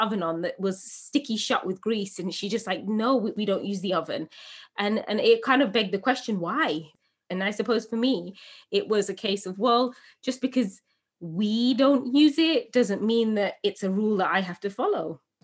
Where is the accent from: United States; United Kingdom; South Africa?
United Kingdom; England; born or raised there